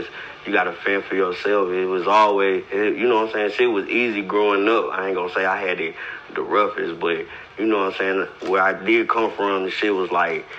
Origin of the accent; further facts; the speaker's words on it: St. Louis, Missouri, United States; I'm from St. Louis, from motherfucking Missouri. Straight from the north side, Walnut Park, Zone 6